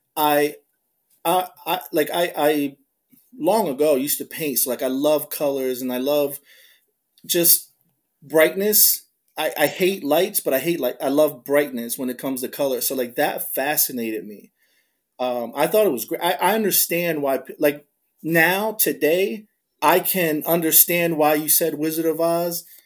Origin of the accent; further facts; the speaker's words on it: New Jersey, United States; moved away as an adult; now in Philadelphia, United States; I'm like from deeper South Jersey than where I work at, I cannot deny that I'm from Jersey